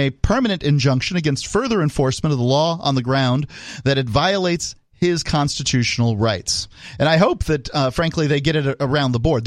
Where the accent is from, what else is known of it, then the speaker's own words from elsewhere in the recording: United States; we're all kind of surprised as American